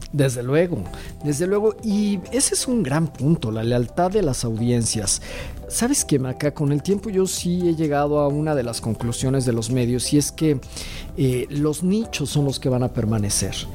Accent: Mexico; las personas que somos mexicanos y latinoamericanos

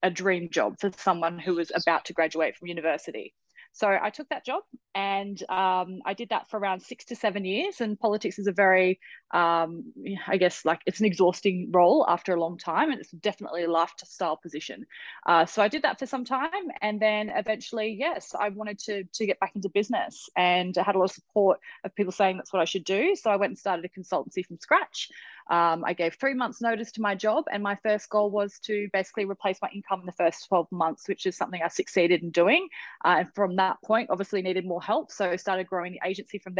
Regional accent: Australia; I'm an Australian entrepreneur

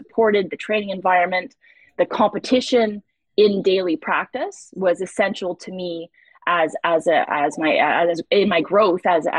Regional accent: Saint-Bruno-de-Montarville, Quebec, Canada; also born or lived in Nebraska; my hometown in St. Bruno

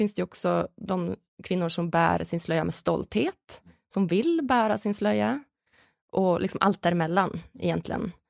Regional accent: Sweden; som en ganska stolt svensk

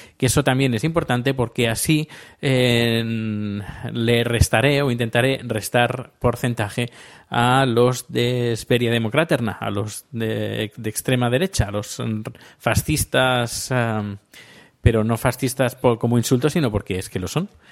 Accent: Spain; now in Sweden; soy sueco y español a la vez

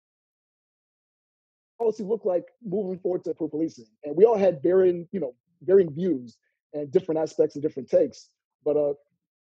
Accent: Boston, Massachusetts, United States; also born or lived in California; now in Sacramento, United States; I'm originally from Boston, Massachusetts. Okay. So that's where I grew up

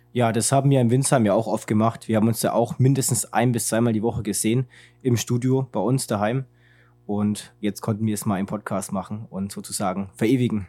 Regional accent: Germany; als Deutscher

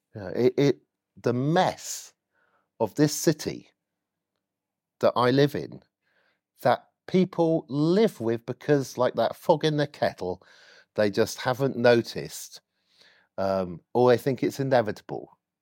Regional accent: Oxford, South East England, United Kingdom; I was born in Cowley, uh, grew up next to Cowley Centre, if you know Oxford, for six years, but at age six, uh, we moved. Uh, it's just inside Oxford

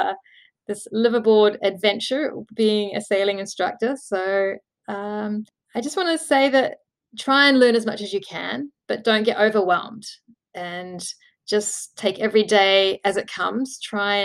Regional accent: New Zealand; And New Zealand, my hometown, is home country

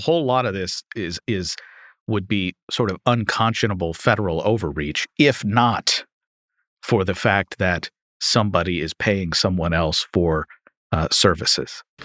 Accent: Louisville, Kentucky, United States; my hometown of Louisville, Kentucky

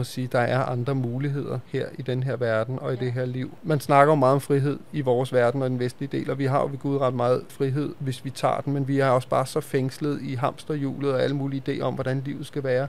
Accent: Denmark; vi jo som danskere

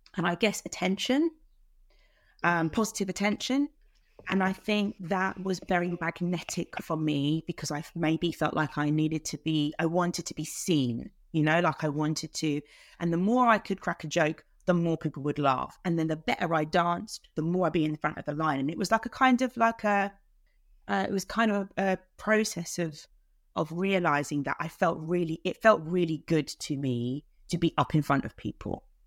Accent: London, United Kingdom; I'm from South London. I was born in, in South East London and lived mainly in the borough of Lewisham

